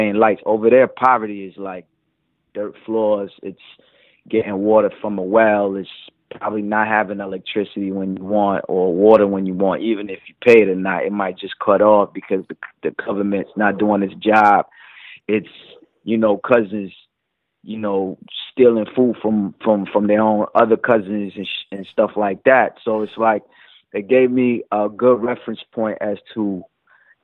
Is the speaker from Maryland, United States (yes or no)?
yes; D.C., Maryland area, United States; also born or lived in Paris, France / Comoros; when I was in the D.C., Maryland area growing up